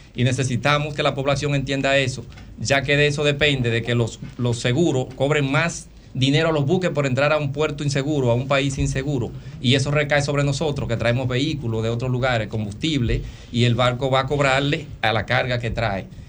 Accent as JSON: {"language": "Spanish", "country": "Dominican Republic", "said": "como dominicanos"}